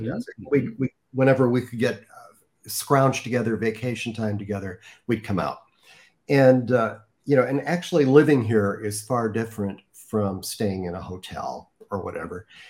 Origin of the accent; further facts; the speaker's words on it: Chicago, Illinois, United States; moved away as an adult; now in Rancho Mirage, United States; as a Midwesterner uh, from the Chicago area.